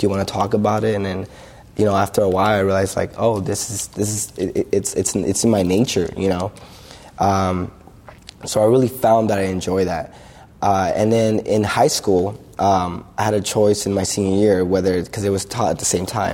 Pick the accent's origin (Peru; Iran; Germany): Peru; Lima; moved away; I was born in Lima, Peru. As a young kid there